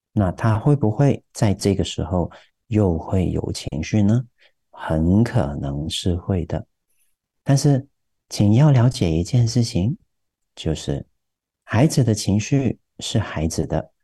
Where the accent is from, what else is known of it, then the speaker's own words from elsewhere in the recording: Taiwan; 我们台湾人说的那个 feel